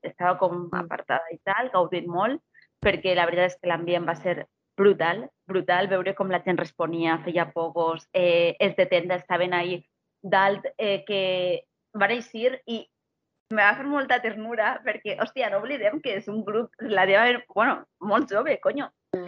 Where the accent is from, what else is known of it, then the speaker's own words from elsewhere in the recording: Castellón de la Plana, Valencian Community, Spain; jo soc filla de Castelló